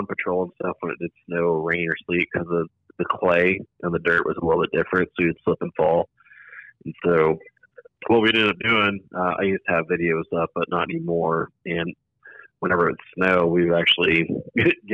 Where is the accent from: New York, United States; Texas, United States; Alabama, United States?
Texas, United States; Dumas; I grew up in Dumas, Texas, up in the Texas Panhandle, top little square part